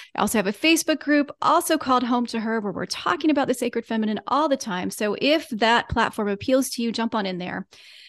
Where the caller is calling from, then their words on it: Virginia, United States; I am …. I'm joining you from Central Virginia and the unceded lands of the Monacan Nation.